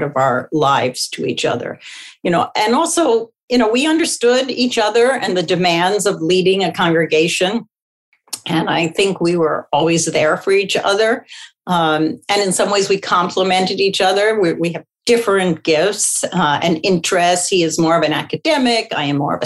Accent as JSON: {"language": "English", "town": "Philadelphia", "region": "Pennsylvania", "country": "United States", "tie": "born or raised there", "said": "I grew up in Philadelphia, and my ancestry goes back to Russia and the Ukraine."}